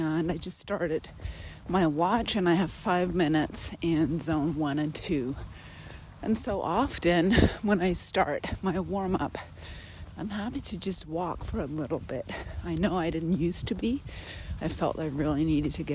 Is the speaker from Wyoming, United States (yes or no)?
yes; Ten Sleep, Wyoming, United States; my hometown of Tensleet, Wyoming.